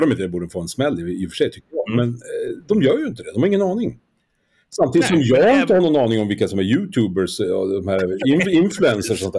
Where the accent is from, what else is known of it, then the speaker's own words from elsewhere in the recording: Skellefteå, Västerbotten County, Sweden; now in Stockholm, Sweden; jag är född i Skellefteå, det är ju i Västerbotten